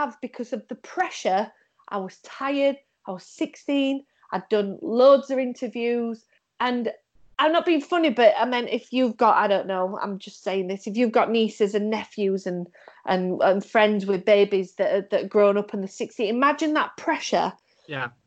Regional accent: Sheffield, Yorkshire and the Humber, United Kingdom; I was from Sheffield. A lot of people said that I was made of steel because obviously in Sheffield we made steel.

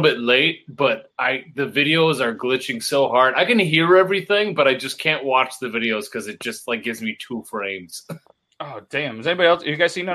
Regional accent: Ontario, Canada; I'm from Ontario

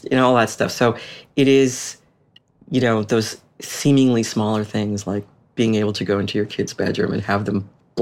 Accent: Boston, Massachusetts, United States; moved away as an adult; also born or lived in Washington, D.C.; we ended up living in my hometown

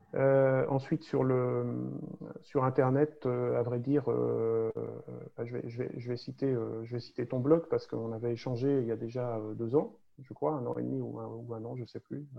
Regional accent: France; on partage tous en tant que Français

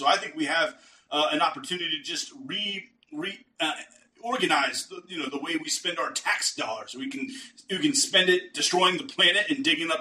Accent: East Coast, United States; moved away as an adult; now in Texas, United States; a lifelong East Coaster before I moved to Texas

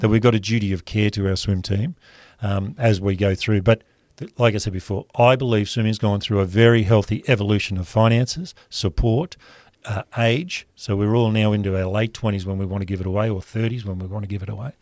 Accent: Rockhampton, Queensland, Australia; growing up in Rockhampton

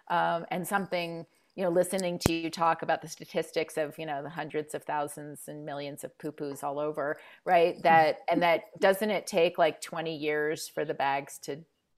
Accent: California, United States; now in Colorado, United States; I grew up in California. I live in Colorado.

